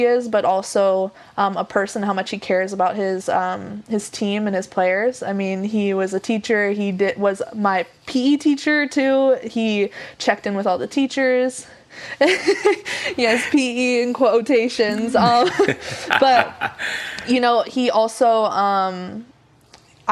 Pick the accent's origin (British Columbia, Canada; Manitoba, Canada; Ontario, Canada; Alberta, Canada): British Columbia, Canada; Vancouver area; moved away as an adult; also born or lived in Prince George / Abbotsford / Coquitlam / Langley; I was born in Vancouver. Then for like the first couple years of elementary school, I was in Prince George. Then we came back. We were in Abbotsford for a while. And then we moved to Coquitlam